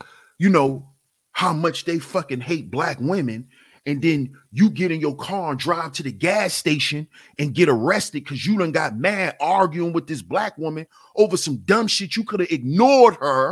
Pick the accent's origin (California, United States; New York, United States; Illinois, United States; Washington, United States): New York, United States; I'm from New York. So coming out my house, I'm coming out of a building